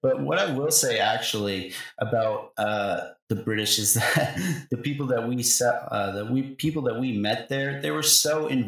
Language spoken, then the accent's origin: English; United States; we're American